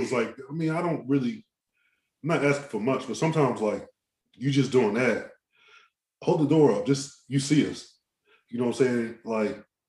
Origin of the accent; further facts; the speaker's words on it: Maryland, United States; I'm from Maryland